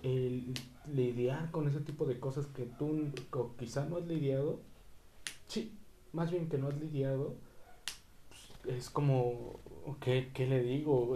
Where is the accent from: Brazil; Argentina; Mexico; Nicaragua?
Mexico; como mexicanos